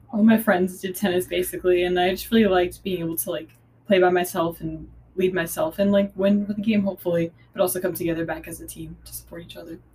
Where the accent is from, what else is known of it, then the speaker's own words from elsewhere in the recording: Long Island, New York, United States; I'm from Long Island, New York